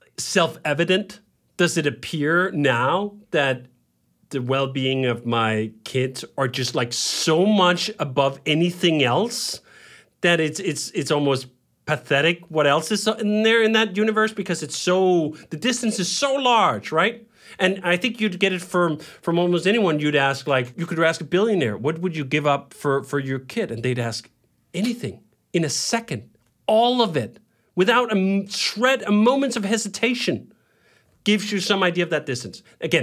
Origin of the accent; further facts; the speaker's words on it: Denmark; And I lived that life too, growing up in Denmark.